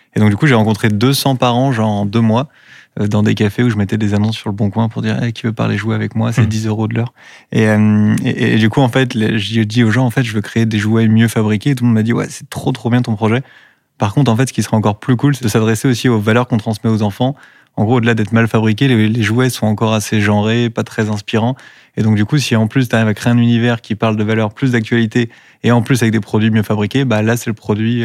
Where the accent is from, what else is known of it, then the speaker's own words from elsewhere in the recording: Dinard, Brittany, France; now in Rennes, France; moi je suis né à Dinard